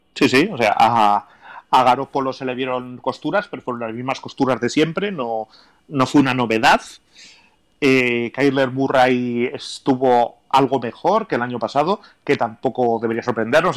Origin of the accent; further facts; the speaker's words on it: Basque Country, Spain; soy vasco